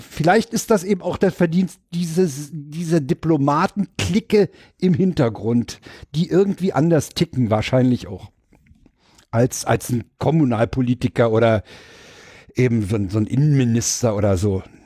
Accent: Berlin, Germany; als Berliner

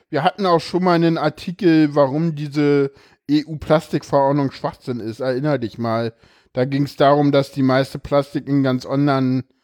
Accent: East Germany, Germany; ja, ich bin Ossi, ich darf das.

